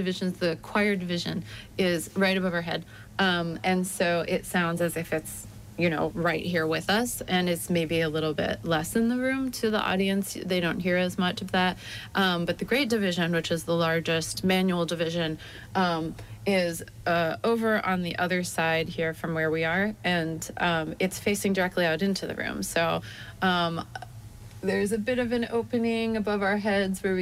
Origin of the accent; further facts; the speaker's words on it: New England, United States; also born or lived in New York; now in Ohio, United States; I am originally from New England over in the U.S.